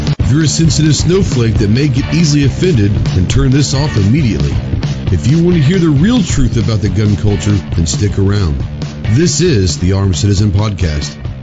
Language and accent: English; Texas, United States; from the great state of Texas, my home state